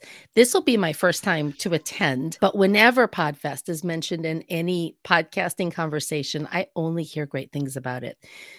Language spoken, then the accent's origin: English; Northwest Indiana, United States; I'm from Northwest Indiana